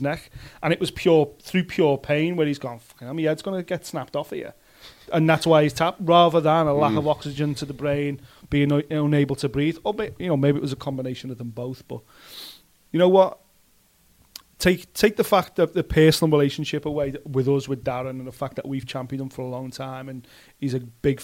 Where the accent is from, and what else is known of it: Liverpool, North West England, United Kingdom